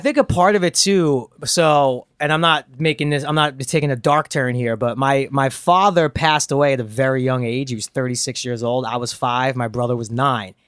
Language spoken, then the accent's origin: English; New York, United States; moved away; also born or lived in Los Angeles; growing up in New York